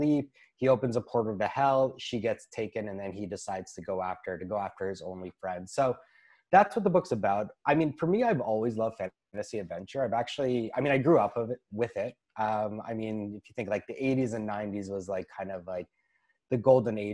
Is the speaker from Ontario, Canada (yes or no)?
yes; Toronto, Ontario, Canada; I'm a writer from Toronto, Ontario.